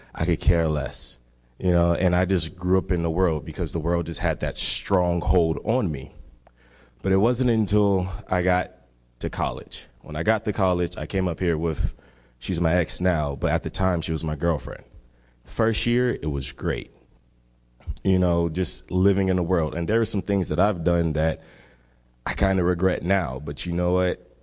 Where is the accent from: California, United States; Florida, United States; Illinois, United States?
Florida, United States; Miami; I am from Miami, Florida. And Miami, one thing about Miami, it is w, one, less than one percent Christian. And I grew up in that kind of environment